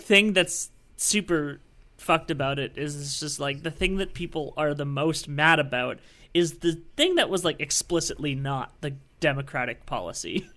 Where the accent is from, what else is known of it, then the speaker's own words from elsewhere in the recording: Canada; I'm a Canadian